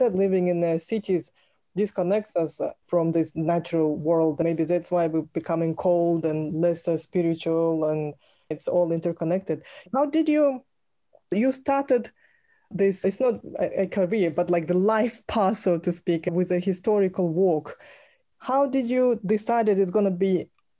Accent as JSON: {"language": "English", "area": "Lake Baikal", "region": "Siberia", "country": "Russia", "tie": "born or raised there", "said": "You probably passed by my home place in Siberia. I come from Lake Baikal."}